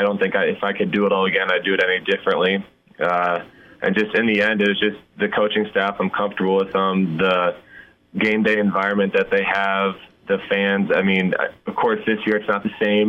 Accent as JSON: {"language": "English", "region": "Nebraska", "country": "United States", "tie": "born or raised there", "said": "growing up in Nebraska"}